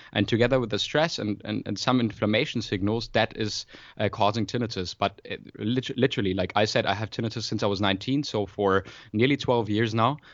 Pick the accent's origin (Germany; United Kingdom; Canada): Germany; Freiburg, Baden-Württemberg; moved away as an adult; now in Berlin, Germany; I was actually born in Freiburg in Germany, in the very south, close to Switzerland in France, but, uh, been in Berlin for about, uh, yeah, five years nearly now